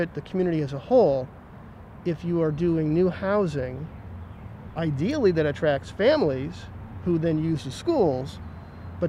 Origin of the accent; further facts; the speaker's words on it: East Delmore, Ohio, United States; I grew up and lived on East Delmore